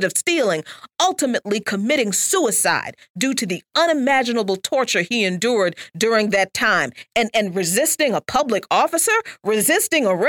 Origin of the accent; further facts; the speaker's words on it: the South, United States; I'm from the South